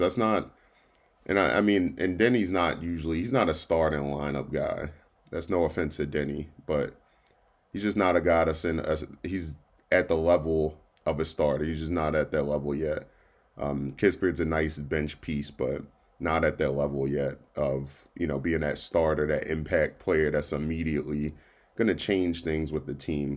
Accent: Baltimore, Maryland, United States; now in Central Pennsylvania, United States; my hometown of Baltimore

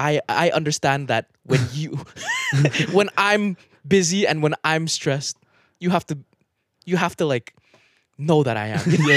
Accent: Philippines; "Oh yeah, I'm Filipino. Yeah, there's a big hurricane. Can you buy the chocolate so I can support my family?"

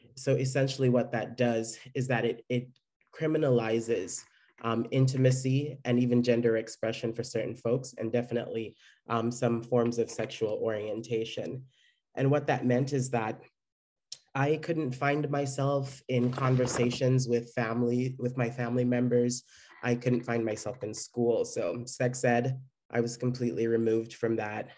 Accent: Jamaica; now in San Francisco, United States; Growing up in Jamaica

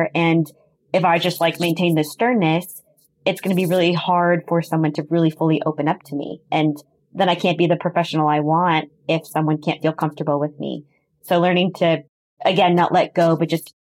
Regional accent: Wisconsin, United States; I grew up in Wisconsin, and in Milwaukee

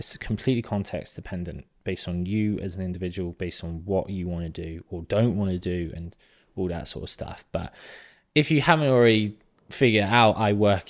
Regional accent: South West England, United Kingdom; But I grew up in Southwest England in a quiet little town.

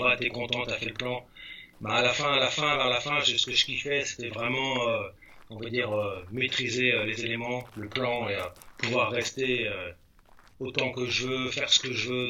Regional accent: Val-d'Oise, Île-de-France, France; moved away as an adult; also born or lived in Sarcelles / Persan; now in California, United States; je viens du Val d'Oise. Mhm je suis né à Sarcelles, j'ai grandi à Vielle-Belle

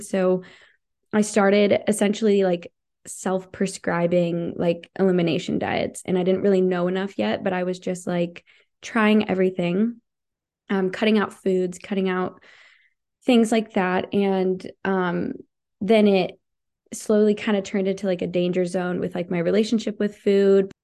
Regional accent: United States; also born or lived in Montana; I'm from Idaho, Washington, people are always hunting

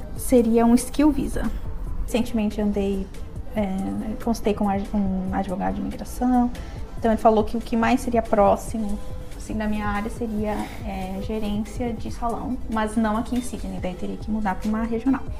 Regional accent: Serra Gaúcha, Rio Grande do Sul, Brazil; moved away as an adult; now in Australia; sou da Serra Gaúcha, lá do Brasil.

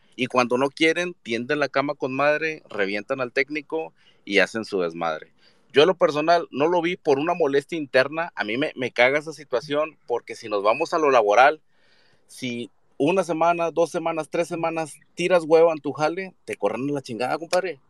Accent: Monterrey, Nuevo León, Mexico; yo soy regiomontano de, nacimiento y chiva de corazón

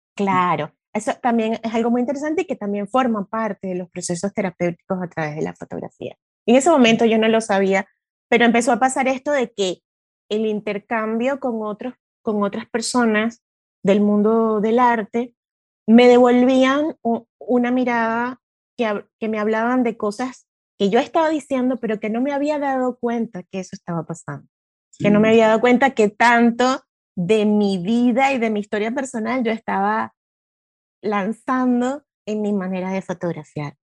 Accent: Venezuela; moved away as an adult; now in Buenos Aires, Argentina; yo soy venezolana.

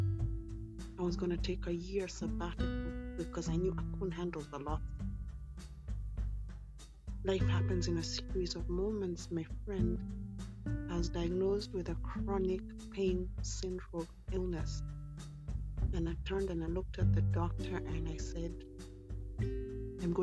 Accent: Kenya; also born or lived in United Kingdom; I am British born but Kenyan raised

